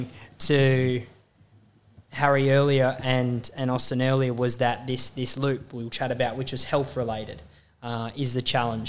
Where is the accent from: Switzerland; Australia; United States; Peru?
Australia; being an Australian